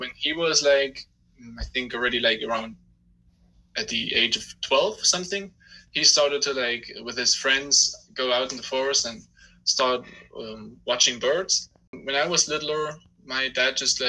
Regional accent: Germany; I'm from Germany

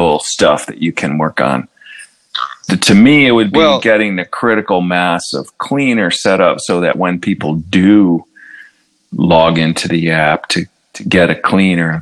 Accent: Buffalo, New York, United States; the Bills, of course. That's my hometown team

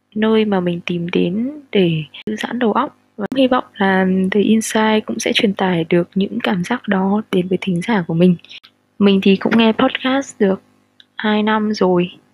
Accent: Hanoi, Vietnam; sinh ra và lớn lên ở Hà Nội

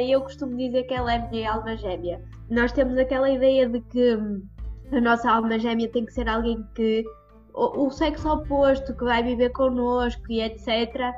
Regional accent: Prozelo, Portugal; eu faço reiki presencial de momento aqui na minha terrinha, em Prozelo

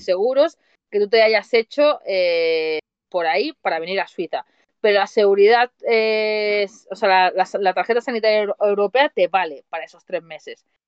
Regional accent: Mataró, Catalonia, Spain; moved away as an adult; now in Switzerland; yo soy de Mataró, Barcelona

